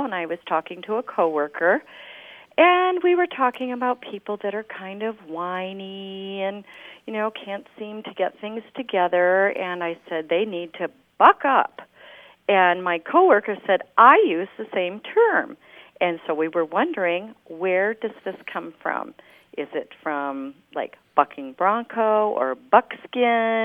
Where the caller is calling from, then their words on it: Cardiff-by-the-Sea, California, United States; I'm calling from Cardiff by the Sea, California